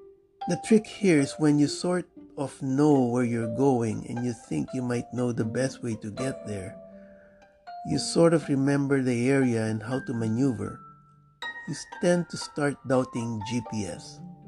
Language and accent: English; Miami, Florida, United States; Now, I was born and raised in Miami, although I have lived much further north, now in Broward County, for about 20 years.